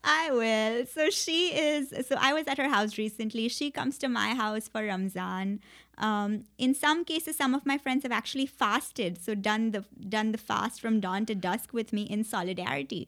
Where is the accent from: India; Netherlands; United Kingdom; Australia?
India; Mumbai, Maharashtra; moved away as an adult; also born or lived in Princeton, United States; I grew up all my life in India